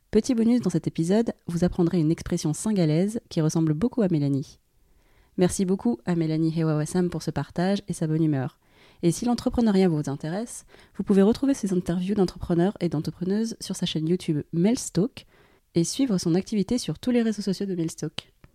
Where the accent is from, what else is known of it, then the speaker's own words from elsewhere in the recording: France; Je suis née en France, de parents chinois et vietnamiens